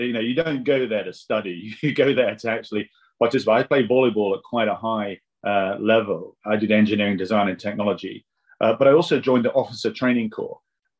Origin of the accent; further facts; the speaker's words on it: Vienna, Austria; I grew up in Vienna. My father was a diplomat with the United Nations, and I went to the international school there.